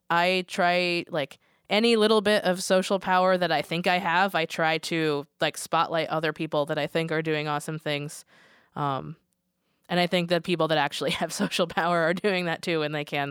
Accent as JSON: {"language": "English", "region": "Connecticut", "country": "United States", "moved": "yes", "lives_now": "Portland, United States", "said": "being from Connecticut"}